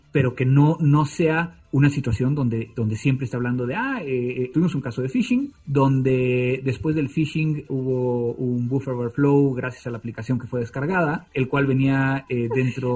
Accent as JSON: {"language": "Spanish", "region": "Mexico City", "country": "Mexico", "said": "en el Distrito Federal de Ortografía cuando estaba en la secundaria"}